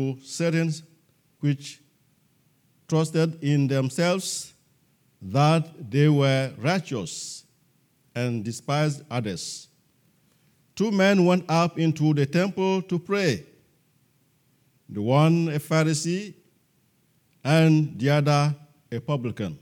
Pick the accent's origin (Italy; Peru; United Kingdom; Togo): Togo; We are from Togo, West Africa, and we are missionaries to our own people in Togo, West Africa